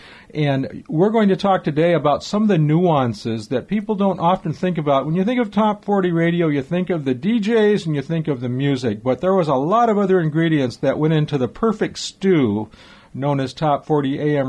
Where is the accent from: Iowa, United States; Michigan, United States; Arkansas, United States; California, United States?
California, United States; Los Angeles; I grew up in the Southern California area, specifically Los Angeles.